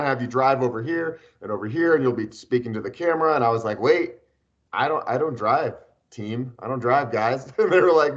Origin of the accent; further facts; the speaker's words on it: Boulder, Colorado, United States; I am born and raised in Boulder. This is my hometown